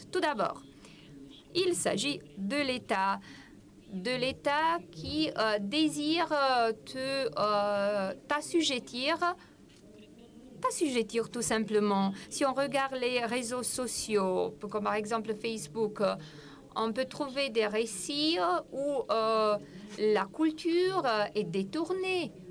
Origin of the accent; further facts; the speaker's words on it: Bucharest, Romania; Euh, et c'est peut-être à cause de mon enfance. Euh, j'ai passé mon enfance à Bucarest.